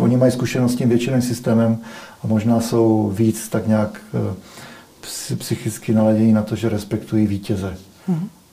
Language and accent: Czech; Czechia; my jako Češi